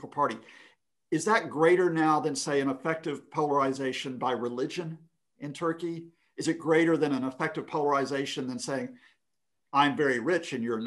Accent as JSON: {"language": "English", "country": "United States", "tie": "born or raised there", "said": "growing up in America"}